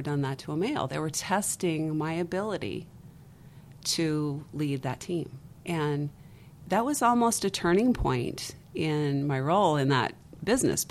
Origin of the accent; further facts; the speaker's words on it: Las Vegas, Nevada, United States; I'm from Vegas